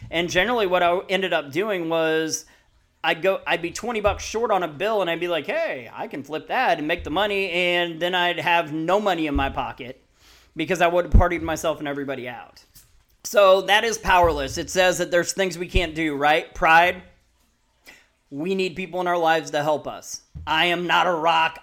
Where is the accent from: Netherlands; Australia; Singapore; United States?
United States; Peoria, Illinois; moved away; also born or lived in Missouri; I grew up ear, early childhood in Peoria